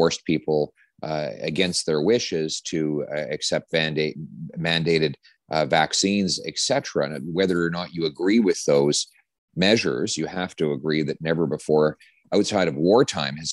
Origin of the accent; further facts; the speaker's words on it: the West, Western Canada, Canada; now in Ottawa, Canada; I'm from the West